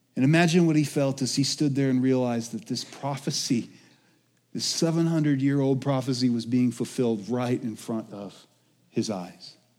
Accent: Colorado, United States; also born or lived in Alaska; I'm from Colorado, but I moved here when I was two 'cause my parents moved up to Alaska for five years, and I was born in Alaska

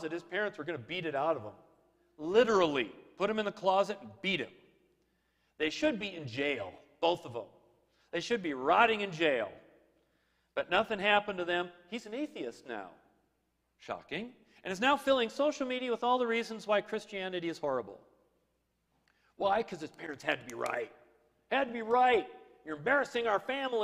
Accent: Minnesota, United States; I grew up in Minnesota

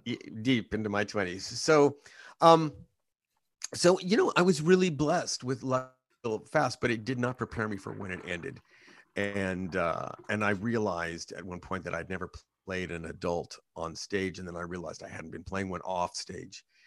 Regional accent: Hanford, California, United States; I was born in Hampford, California, which is an agricultural community in Central California.

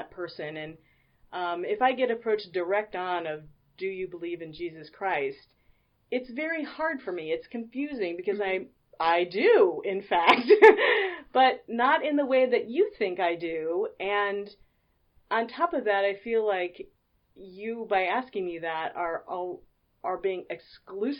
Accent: Midwest, United States; I'm from the Midwest

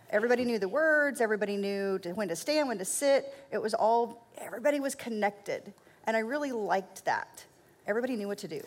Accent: Oklahoma, United States; I was born in Oklahoma, um, and we were not a very religious family

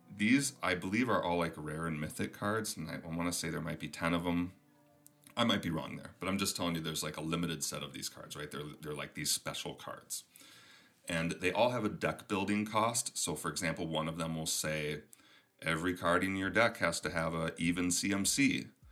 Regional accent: Minnesota, United States; accent: Minnesotan; also born or lived in Michigan; my Minnesotan accent is coming through

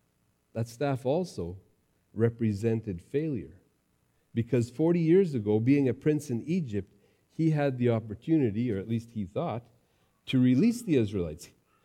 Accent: Mexico; also born or lived in Texas, United States; As an MK, growing up in Mexico and Texas, I came across a lot of snakes, a lot of rattlesnakes, and I got used to always watching for them.

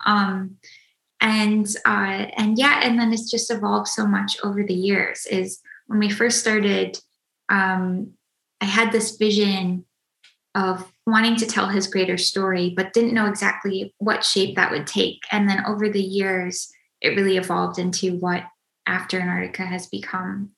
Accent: Minnesota, United States; I grew up in Minnesota

